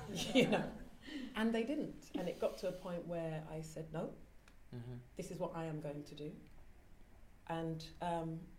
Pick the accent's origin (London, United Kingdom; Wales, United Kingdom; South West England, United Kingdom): London, United Kingdom; Ilford; born there; Now, I was born in Ilford, so uh, I'm British. But um, I'm Ghanaian, and we have these, you know, traditions and culture.